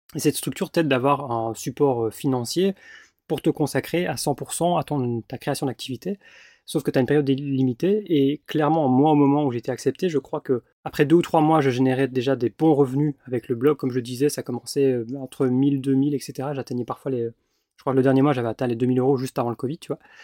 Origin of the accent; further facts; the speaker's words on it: Belgium; moved away as an adult; j'ai dû squatter chez ma maman, parce que bah, j'avais pas de chez moi en Belgique